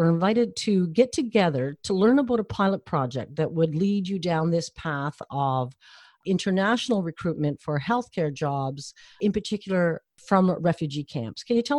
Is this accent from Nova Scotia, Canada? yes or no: yes; Pictou, Nova Scotia, Canada; I was born and raised in Pictou